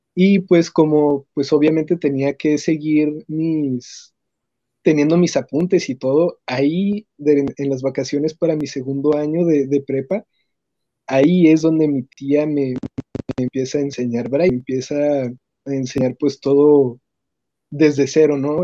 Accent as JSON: {"language": "Spanish", "town": "Ciudad Juárez", "region": "Chihuahua", "country": "Mexico", "said": "soy de Ciudad Juárez, Chihuahua"}